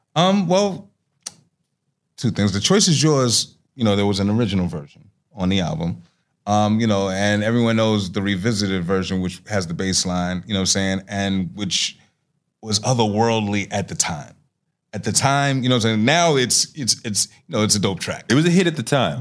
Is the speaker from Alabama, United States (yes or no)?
no; New York City, New York, United States; moved away; also born or lived in North Carolina; I'm from Astoria Projects